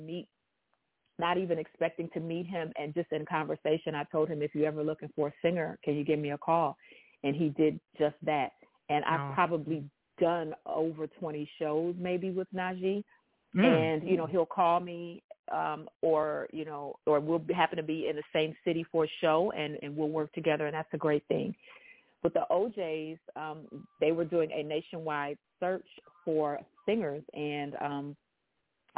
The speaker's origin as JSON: {"language": "English", "town": "Detroit", "region": "Michigan", "country": "United States", "said": "I'm from Detroit, Michigan"}